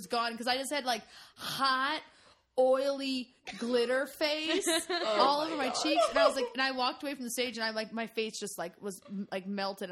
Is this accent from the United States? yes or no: yes; South Carolina, United States; now in Chicago, United States; we're from South Carolina